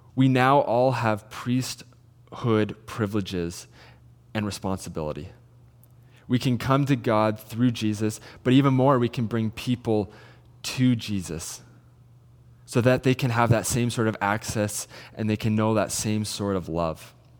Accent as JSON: {"language": "English", "town": "Salmon Arm", "region": "British Columbia", "country": "Canada", "said": "I'm originally from Salmon Arm"}